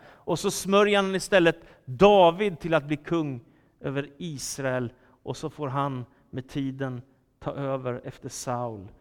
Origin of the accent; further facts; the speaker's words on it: Stockholm, Stockholm County, Sweden; Philadelphia-kyrkan i Stockholm där jag växte upp